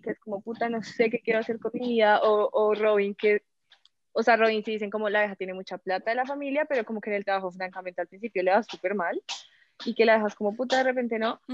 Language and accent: Spanish; Colombia